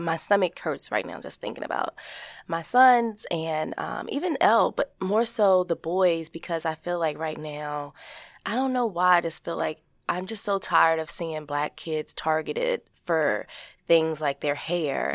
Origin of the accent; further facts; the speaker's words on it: Baltimore, Maryland, United States; growing up in Baltimore, Maryland, as a kid, as a teenager